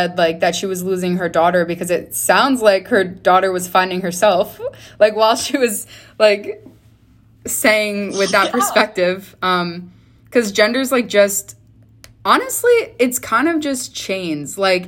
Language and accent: English; New York, United States; I think I'm also from New York.